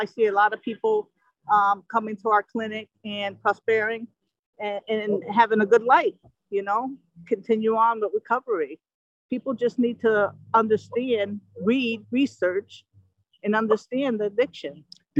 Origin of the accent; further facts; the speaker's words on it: New Haven, Connecticut, United States; In New Haven, actually.